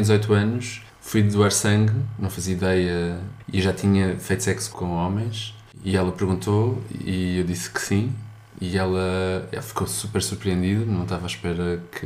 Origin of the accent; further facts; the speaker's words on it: suburbs of Lisbon, Portugal; Eu sou dos subúrbios de Lisboa também